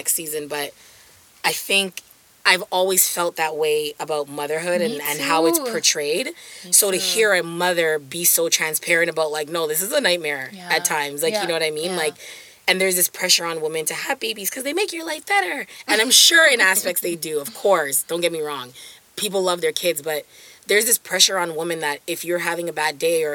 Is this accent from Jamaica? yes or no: yes; Jamaica; a privilege of being Jamaican is ackee and selfish